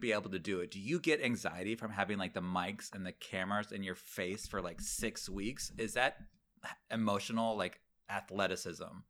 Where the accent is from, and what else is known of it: Manatee County, Florida, United States; born or raised there; moved away